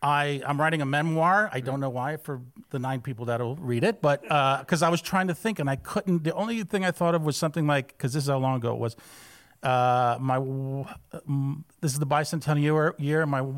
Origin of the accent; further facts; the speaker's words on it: Waterbury, Connecticut, United States; I'm from Connecticut. I'm from a small factory town called Waterbury.